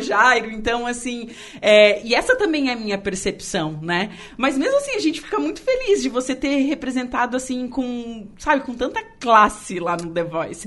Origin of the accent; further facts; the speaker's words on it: Torres, Rio Grande do Sul, Brazil; now in Araranguá, Brazil; Eu não sou daqui, né? Eu sou gaúcha, eu sou de Torres.